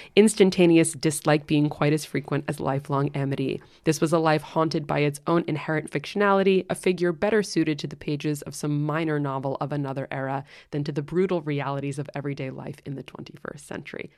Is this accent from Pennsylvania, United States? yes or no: no; New York City, New York, United States; also born or lived in London; I'm spoken like a true New Yorker